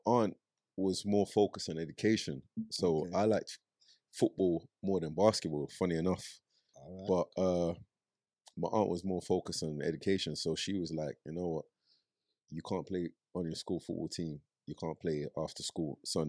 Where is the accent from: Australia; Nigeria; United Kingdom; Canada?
Nigeria; As a kid, I grew up in Nigeria.